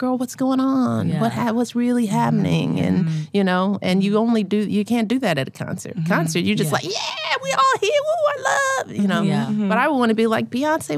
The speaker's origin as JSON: {"language": "English", "town": "Chicago", "region": "Illinois", "country": "United States", "said": "as a Chicagoan"}